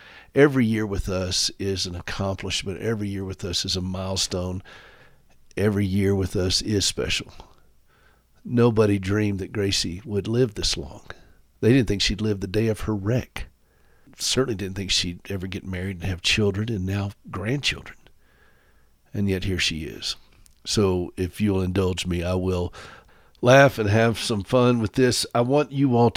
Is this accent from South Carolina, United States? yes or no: yes; Anderson, South Carolina, United States; also born or lived in Nashville; now in Montana, United States; I'm from Anderson, which is only about 30 minutes away.